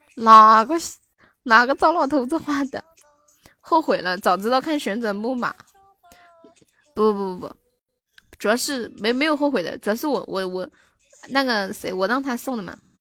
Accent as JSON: {"language": "Chinese", "region": "Sichuan", "country": "China", "said": "我是四川的"}